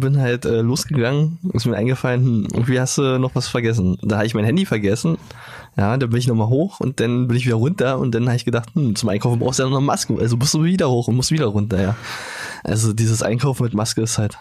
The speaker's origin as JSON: {"language": "German", "region": "Brandenburg", "country": "Germany", "said": "bei uns in Brandenburg"}